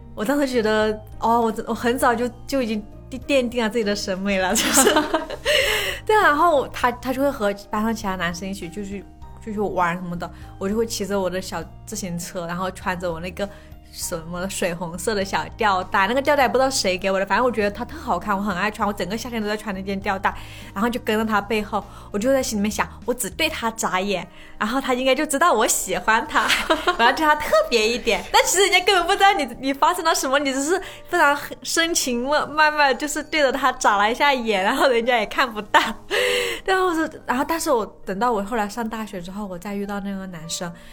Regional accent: Guizhou, China; moved away; 不是在山里，我们是在高原啊。海拔比较高的地方

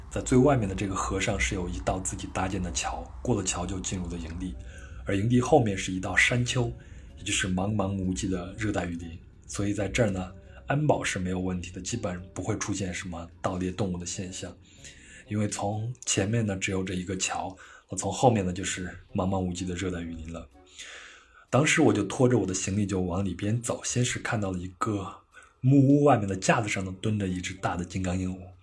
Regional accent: China; 我是来自于中国

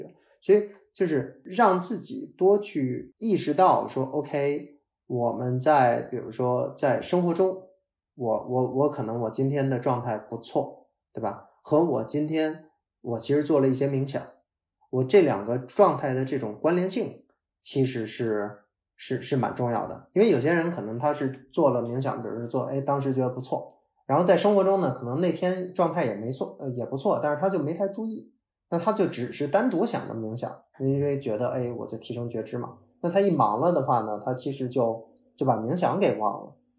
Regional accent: North China, China; 哦哦，不好意思，可能我是北方人，蹲地就是拖拖地。

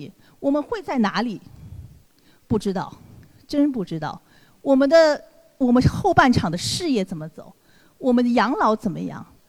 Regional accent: China; 美我们中国人毕竟在美国属于一个少数主义

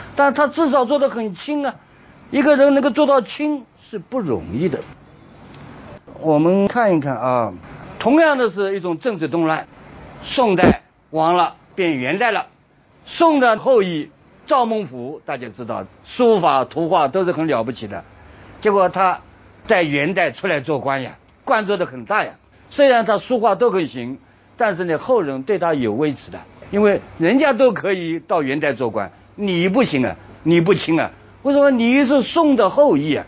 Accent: China; 不仅我们中国人

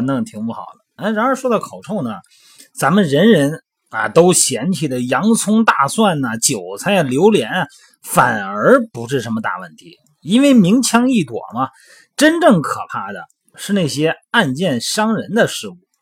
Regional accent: Shandong, China; moved away; 像我老家山东的啊

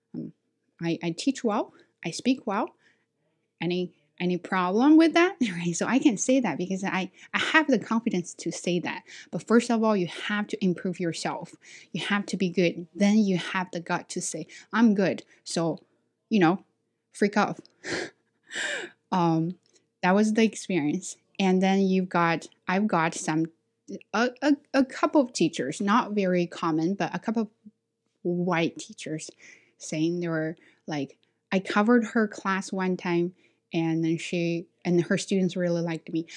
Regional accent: China; accent: Chinese; English is a second language; moved away as an adult; now in Canada; I'm from China

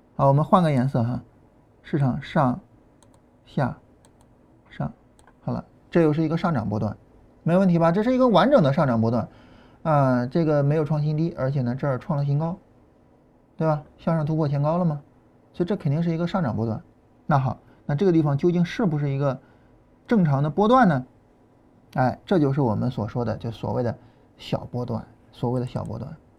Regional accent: Shan County, Shandong, China; accent: Shan County dialect; moved away as an adult; 我们老家话嘛，就山乡话。啊，这个跟河南话还是比较接近的。啊，我们，呃，就是山县那一块儿，啊，这个商丘那一块儿，呃，那个，那个菏泽那一块儿，嗯，距离这个河南的双丘，商丘很近。啊，然后我们那一块儿的话还是相对比较接近的。啊，包括安徽、江苏北部，啊，跟我们都比较接近

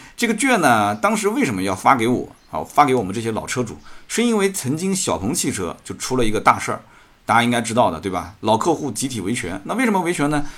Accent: Jiangsu, China; 作为一个江苏人也挺自豪

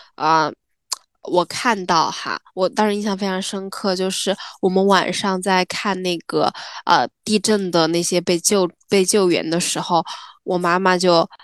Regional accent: Sichuan, China; 作为一个四川人，我们的嗯。家乡嗯就，是的，呃，我们的家乡就，呃，挨着汶川的嘛

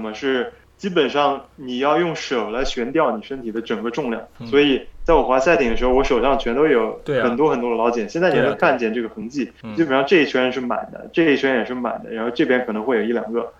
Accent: Nanjing, Jiangsu, China; also born or lived in United States; 我是南京人。

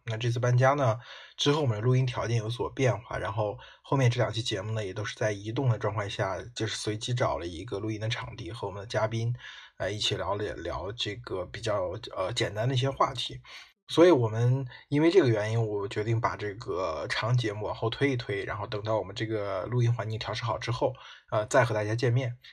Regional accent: China; 我们中国人

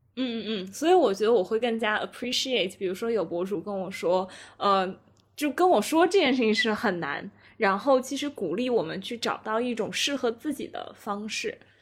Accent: China; 我们中国人的文化当中可能就是非常地，呃，就家对庭化

